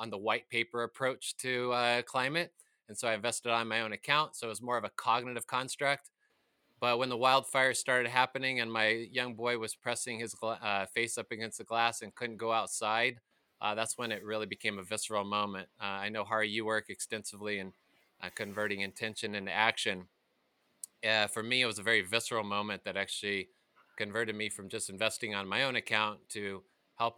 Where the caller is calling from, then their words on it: Reno, Nevada, United States; I'm calling in from Reno, Nevada